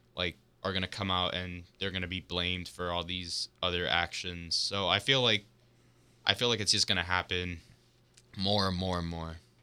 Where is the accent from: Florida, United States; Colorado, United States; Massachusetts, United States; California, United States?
Florida, United States; Miami; I'm from Florida. I'm also from Miami, just like Chris. We both went to the same high school